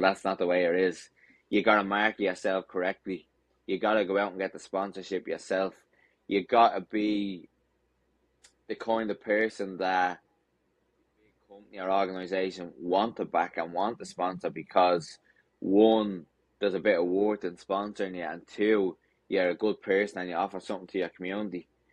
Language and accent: English; Dublin, Leinster, Ireland; my hometown of Dublin